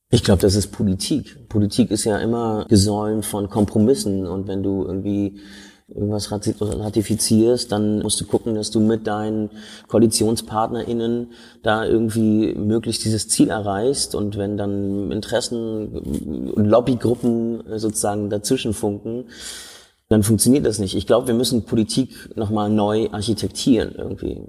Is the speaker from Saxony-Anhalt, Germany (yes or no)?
no; Berlin, Germany; ich bin in Schöneberg groß geworden.